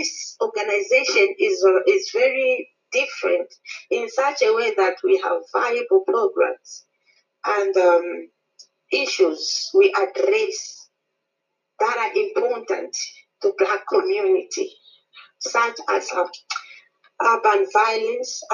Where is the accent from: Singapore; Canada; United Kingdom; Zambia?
Zambia; now in Pretoria, South Africa; I am originally from Zambia, but residing in Pretoria, South Africa.